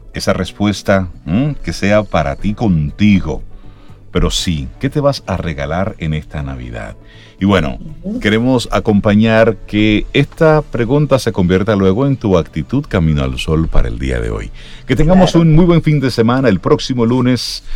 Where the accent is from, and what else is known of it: Dominican Republic